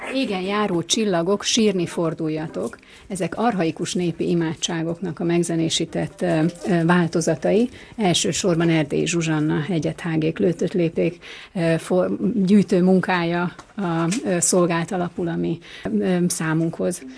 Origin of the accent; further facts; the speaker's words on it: Székesfehérvár, Fejér, Hungary; moved away as an adult; now in Budapest, Hungary; Mi Székesfehérváron a Herman László zeneiskolában tanultunk, Vakler Annánál, egészen oh, kicsi gyerekként